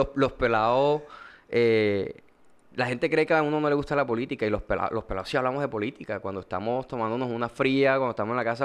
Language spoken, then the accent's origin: Spanish; Montería, Córdoba, Colombia; also born or lived in Cartagena; vivo en Montería. Soy monteriano